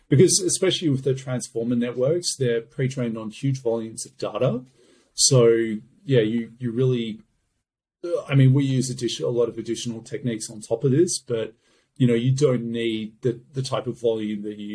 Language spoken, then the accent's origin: English; Australia; I'm from Australia